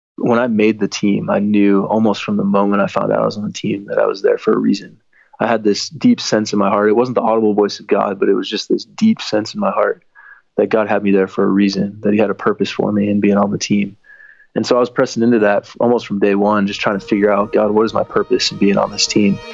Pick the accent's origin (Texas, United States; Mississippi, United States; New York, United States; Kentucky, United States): Texas, United States; Dallas; moved away as an adult; also born or lived in Los Angeles, California; I grew up in Dallas, Texas, going to church every week